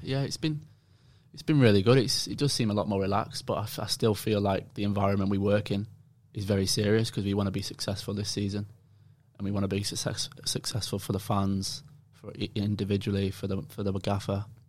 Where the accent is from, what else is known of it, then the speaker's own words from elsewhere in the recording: England, United Kingdom; moved away as an adult; now in Australia; that's my accent